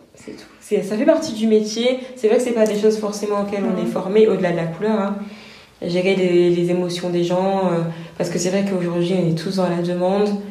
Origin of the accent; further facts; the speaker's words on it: France; notre culture française, on la connaît, on a grandi hmm. avec, on a été à l'école